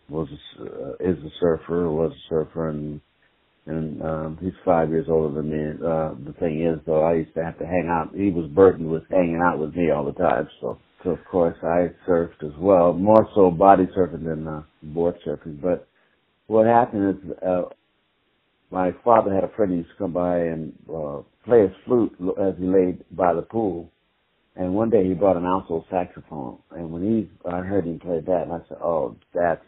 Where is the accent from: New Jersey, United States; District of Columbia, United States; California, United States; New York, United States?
California, United States; Los Angeles; born in Los Angeles, California, and raised in Los Angeles